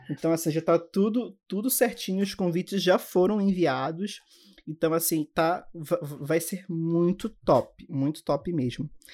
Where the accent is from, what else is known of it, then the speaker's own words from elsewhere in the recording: Belém, Pará, Brazil; eu sou de Belém do Pará